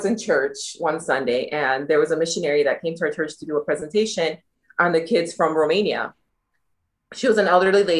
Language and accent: English; Detroit, Michigan, United States; moved away as an adult; now in Uganda; I am from Detroit, Michigan, born and raised